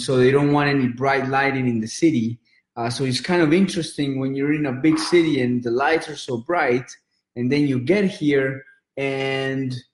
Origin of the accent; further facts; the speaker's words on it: Colombia; now in United States; I grew up in Colombia